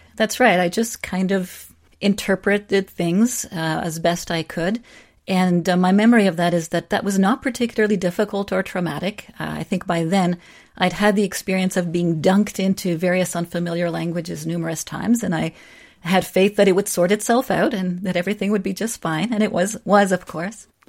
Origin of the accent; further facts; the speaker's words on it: Czechia; first language Czech; English is a second language; now in Canada; come from a country like the Czech Republic, continue to speak my language, and be Canadian